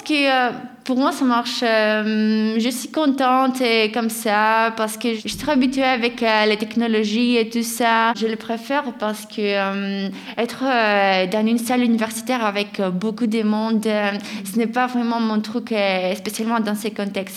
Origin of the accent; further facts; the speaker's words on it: Greece; French is a second language; now in France; j'ai un accent un peu étranger et ils me demandent d'où tu viens et moi je dis de Grèce.